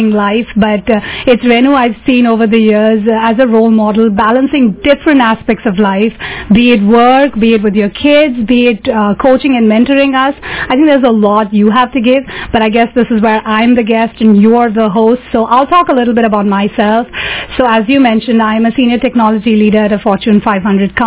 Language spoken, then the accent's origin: English; Mumbai, Maharashtra, India; now in San Francisco, United States; I grew up in Mumbai, so I do like the city life.